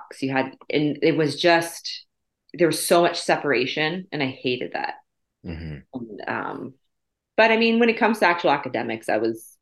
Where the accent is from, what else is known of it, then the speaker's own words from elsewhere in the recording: Windsor, Ontario, Canada; I was born in Windsor, Ontario. Raised in Windsor, Ontario. Haven't left.